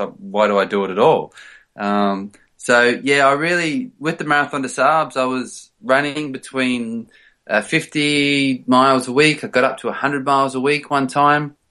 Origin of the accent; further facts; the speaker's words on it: Australia; moved away as an adult; also born or lived in Sydney, Australia / United States / England; now in London, United Kingdom; I grew up actually in the, in the country, in the outback